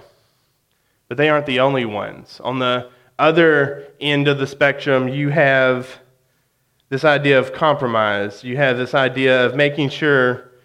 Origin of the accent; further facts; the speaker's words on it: West Memphis, Arkansas, United States; now in Conway, United States; I grew up in West Memphis.